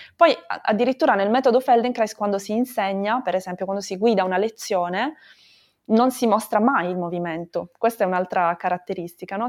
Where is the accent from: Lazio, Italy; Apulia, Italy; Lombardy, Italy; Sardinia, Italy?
Apulia, Italy; Bari; moved away; also born or lived in Brussels / Barcelona; sono originaria di Bari, come dicevi anche tu, però da un po' di anni viaggio, ho vissuto a Bruxelles